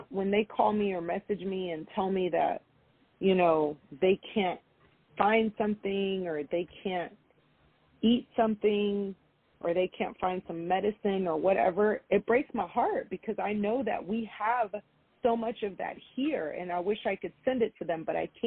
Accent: Houston, Texas, United States; born there; I have a Cuban father, I have a Mexican mother, but I am American. I was born here

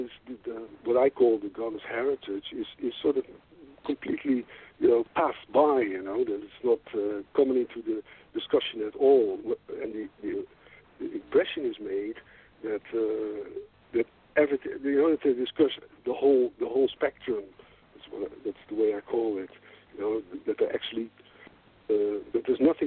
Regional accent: Netherlands

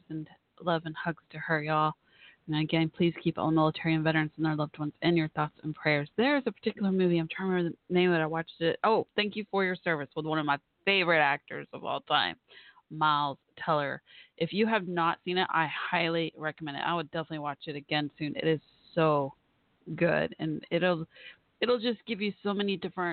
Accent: Dallas, Texas, United States; my hometown area of Dallas, Texas

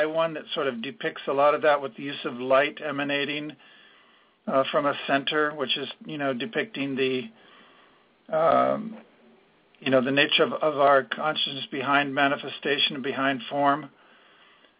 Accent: San Jose, California, United States; I grew up in San Jose

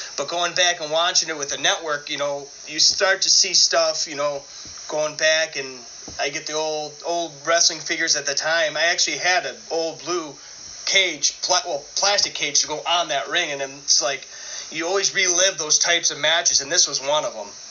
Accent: Buffalo, New York, United States; I growing up in Buffalo.

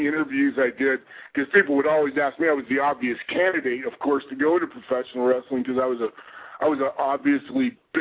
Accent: Pleasant Grove, Utah, United States; We had a very good little kids program in my hometown of Pleasant Grove, Utah

